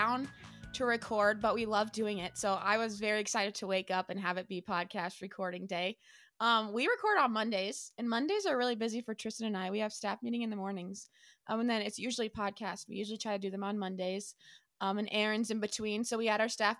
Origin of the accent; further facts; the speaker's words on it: Nebraska, United States; now in Spearfish, United States; We were both in my hometown, Nebraska.